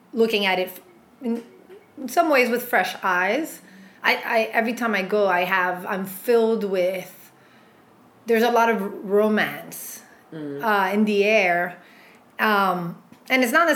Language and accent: English; Montreal, Quebec, Canada; also born or lived in Basque Country, Spain; at around the age of 3 or 4, my parents immigrated to Montreal. And so I grew up in Quebec, Canada.